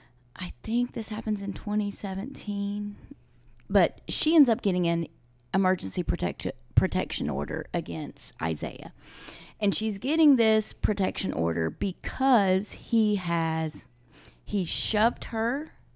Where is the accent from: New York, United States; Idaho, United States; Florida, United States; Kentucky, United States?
Kentucky, United States; Ashland; my hometown in Ashland.